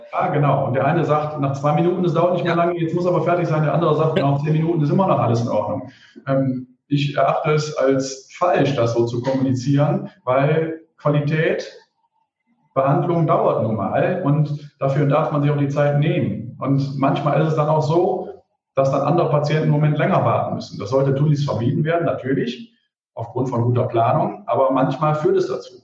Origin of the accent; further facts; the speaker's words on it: Mönchengladbach, North Rhine-Westphalia, Germany; Ich selber bin gebürtiger Mönchengladbacher